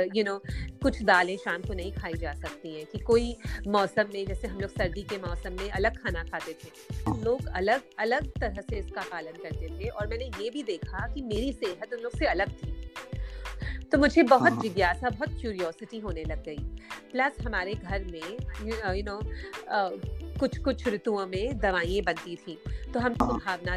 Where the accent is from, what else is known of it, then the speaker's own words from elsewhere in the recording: Mumbai, Maharashtra, India; मैं एक्चुअली मुंबई में बड़ी हुई